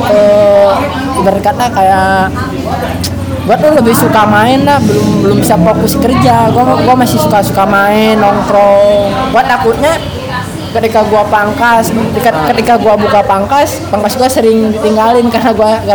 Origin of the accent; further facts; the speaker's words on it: Garut, West Java, Indonesia; now in Karawang, Indonesia; emang dari kampung sih dari karena di kampung gua tuh mayoritas ya emang tukang cukur semua